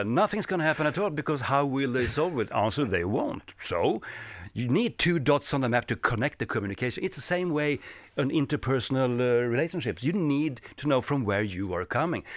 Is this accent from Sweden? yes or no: yes; Sweden; English is a second language; I am from Sweden